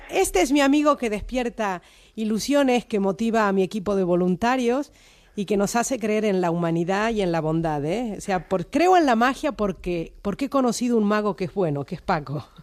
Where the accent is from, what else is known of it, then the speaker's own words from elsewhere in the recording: Argentina; now in Spain; tengo mis raíces en Argentina y soy irrenunciablemente argentina